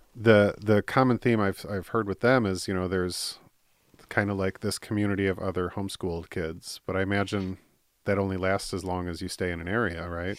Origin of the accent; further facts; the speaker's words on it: Midwest, United States; moved away; also born or lived in Michigan / California; I'm in the Midwest